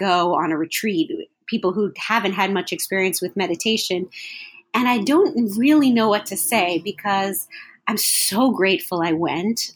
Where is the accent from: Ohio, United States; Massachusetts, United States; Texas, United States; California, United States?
California, United States; Los Angeles; I was born in Los Angeles